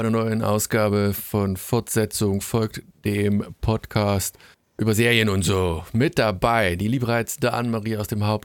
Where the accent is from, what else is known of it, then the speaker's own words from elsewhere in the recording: East Germany, Germany; Und damit outet man sich quasi schon wieder als Ossi.